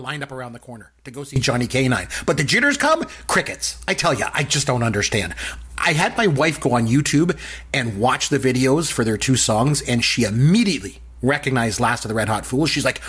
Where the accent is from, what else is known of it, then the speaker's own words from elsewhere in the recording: Port Elgin, Ontario, Canada; my hometown of Port Elgin, Ontario. So I'm from a really small town in Ontario. It's like 7,000 people there.